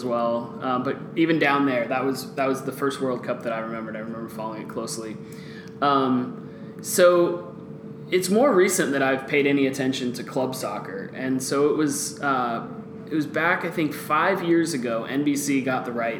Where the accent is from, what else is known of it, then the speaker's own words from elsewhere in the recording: Guatemala; Well, I grew up in Guatemala, which is a soccer-crazed country